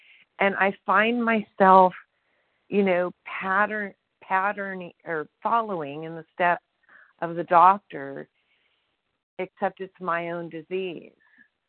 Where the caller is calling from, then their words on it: Sonora, California, United States; I'm calling from Sonora, California.